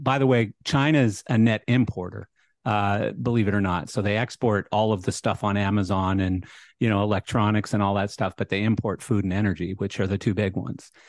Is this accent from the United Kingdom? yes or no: no; Canada; moved away; I'm Canadian, so I have a lot of liberal views as well, you know, that's just how I was born and raised